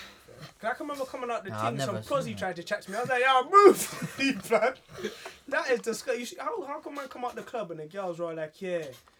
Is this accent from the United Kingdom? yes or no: yes; United Kingdom; I'm from the UK.